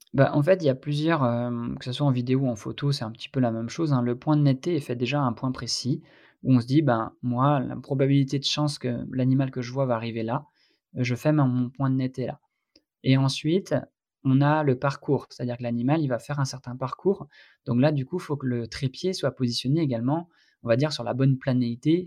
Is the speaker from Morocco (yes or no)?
no; Brittany, France; par chez moi en Bretagne